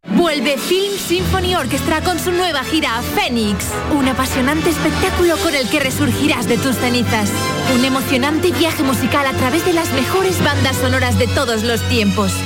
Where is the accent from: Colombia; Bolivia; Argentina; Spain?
Spain; La Línea de la Concepción, Andalusia; de mi pueblo, de la línea